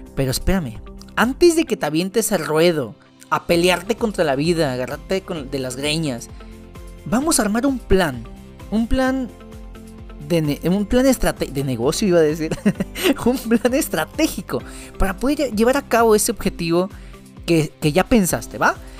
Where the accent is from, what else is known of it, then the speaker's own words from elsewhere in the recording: Veracruz, Mexico; soy de Veracruz